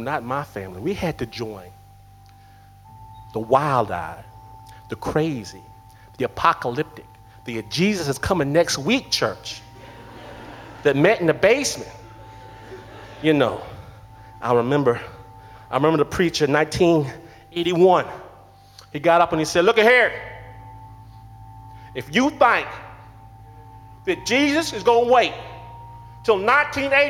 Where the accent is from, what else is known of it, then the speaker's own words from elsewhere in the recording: Detroit, Michigan, United States; I'm from Detroit